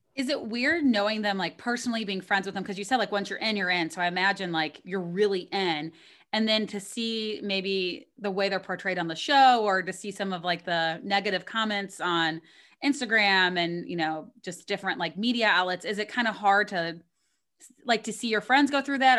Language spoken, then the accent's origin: English; Missouri, United States; we're both from Missouri, which, I mean, it's a little bit north of Kentucky, but, like, probably it's a little bit of a similar upbringing. So, like, I mean, I grew up on beer teas